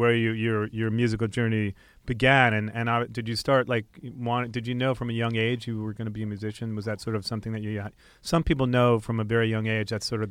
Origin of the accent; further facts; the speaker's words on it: New York, United States; Because I'm from New York. It sounded like, yo, from, Mikey, what's up?